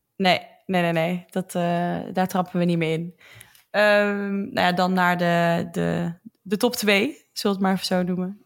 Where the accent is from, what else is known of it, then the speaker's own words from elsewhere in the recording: Roosendaal, North Brabant, Netherlands; Dat is een dorpje naast Roosendaal waar ik vandaan kom.